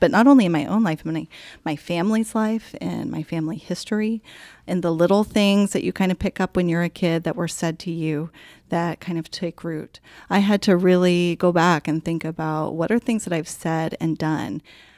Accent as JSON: {"language": "English", "region": "Colorado", "country": "United States", "tie": "born or raised there", "moved": "yes", "said": "I guess I'm a mom. I grew up in Colorado."}